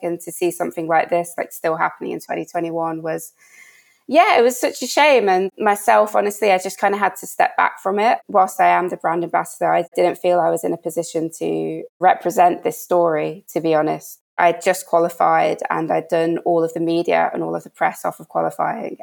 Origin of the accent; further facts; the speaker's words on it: Birmingham, West Midlands, United Kingdom; moved away as an adult; It's in Birmingham. I'm from Birmingham. The pool is literally like a mile away from the house that I lived in my whole time whilst I was there.